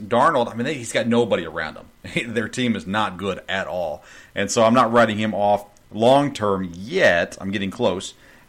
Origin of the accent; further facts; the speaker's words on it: near Nashville, Tennessee, United States; I grew up near Nashville.